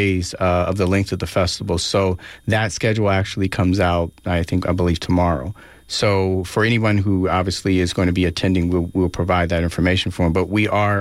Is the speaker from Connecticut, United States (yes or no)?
no; Oakland, California, United States; growing up in Oakland